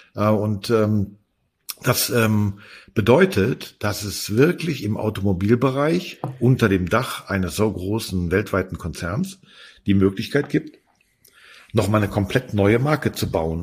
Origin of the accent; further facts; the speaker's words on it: Berlin, Germany; für mich als Berliner